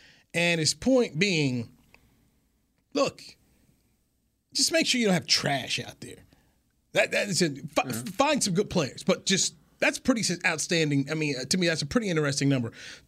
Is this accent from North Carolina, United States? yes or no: yes; North Carolina, United States; growing up in North Carolina